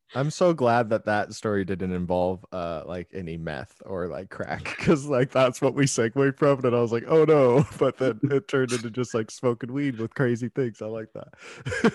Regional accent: Tacoma, Washington, United States; I'm from Washington

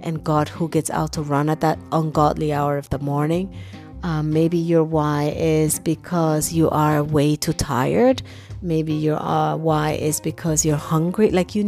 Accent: New York City, New York, United States; because I grew up in New York City, and in New York, when it's dark and it's alone, it's not necessarily where you want to be, right?

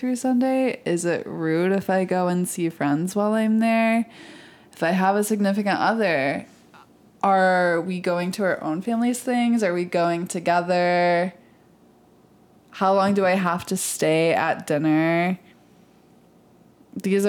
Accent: Michigan, United States; I'm from Michigan

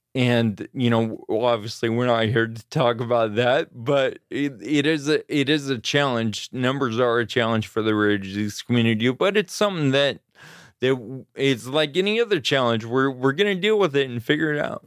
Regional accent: Grass Valley, California, United States; also born or lived in Auburn, California / Sacramento, California; I was born in Auburn, California, and I grew up in the foothills in California, Grass Valley

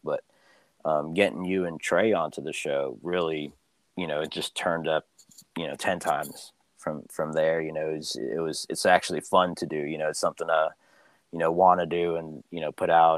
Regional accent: Philippines; where I'm from. but you know, the Philippines

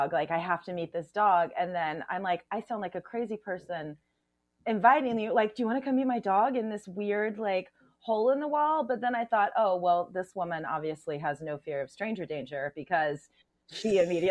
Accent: Missouri, United States; moved away as an adult; I grew up in Missouri, right in the middle

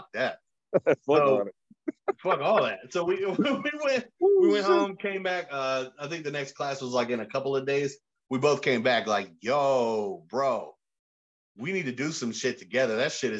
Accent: Raleigh, North Carolina, United States; also born or lived in Durham; I was born in Durham. {S0} Okay. {S2} Went to elementary school, finished that, and then I moved to Raleigh around sixth grade. Okay. And I grew up there.

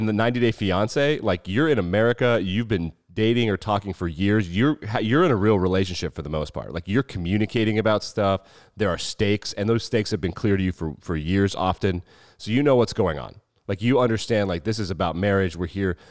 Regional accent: Wyoming, United States; we grew up in Wyoming

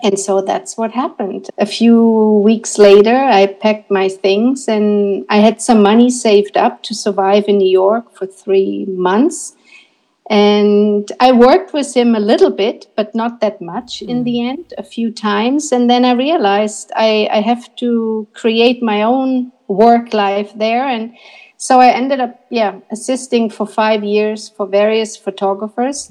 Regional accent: Berlin, Germany; I'm from Berlin and that I'm a photography student

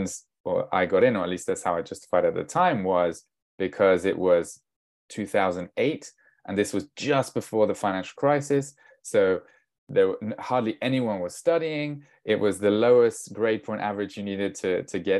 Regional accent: France; I'm half English, half Danish, but I was born and raised in France.

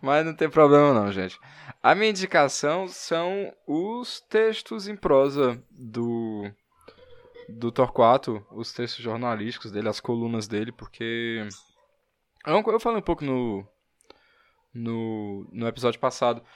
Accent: Fortaleza, Ceará, Brazil; eu sou de Fortaleza

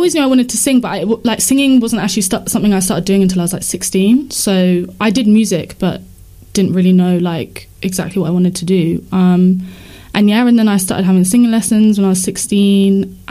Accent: Chichester, South East England, United Kingdom; also born or lived in Wood Green, London; now in London, United Kingdom; So I'm currently based in Wood Green. But yeah, grew up in Chichester, which is like between Portsmouth and Brighton.

